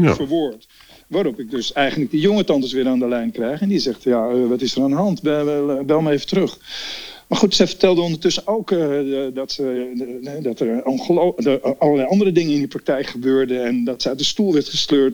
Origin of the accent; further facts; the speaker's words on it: Amsterdam, North Holland, Netherlands; ik ben echt een Amsterdammer.